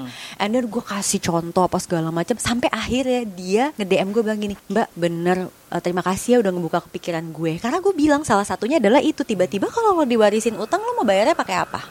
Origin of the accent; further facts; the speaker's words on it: Indonesia; kita orang Indonesia